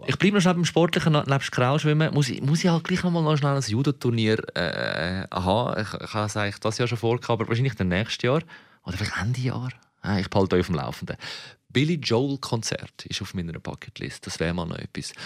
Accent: Switzerland; als Schweizer

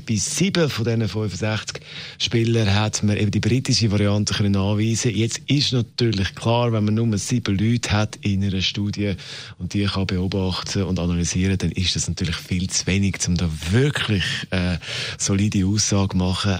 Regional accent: Switzerland; bei uns in der Schweiz

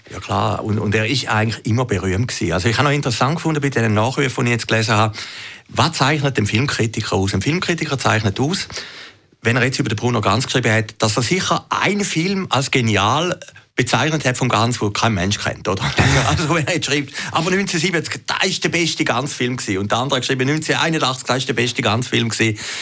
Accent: Zürcher Weinland, Zurich, Switzerland; ich komme aus dem Zürcher Wieland

